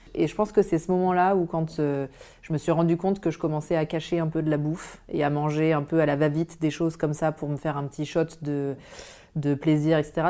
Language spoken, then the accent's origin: French; Auvergne-Rhône-Alpes, France; moved away as an adult; also born or lived in Grenoble / Lille; j'ai grandi en Auvergne